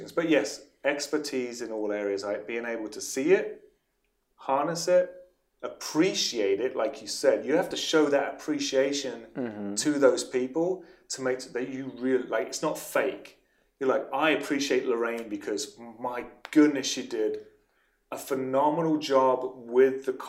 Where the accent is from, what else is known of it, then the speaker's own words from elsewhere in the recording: England, United Kingdom; moved away; From England, yes, I'm from England